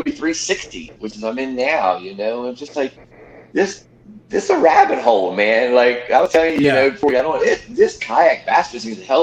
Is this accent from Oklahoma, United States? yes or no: no; Maryland, United States; I'm from Maryland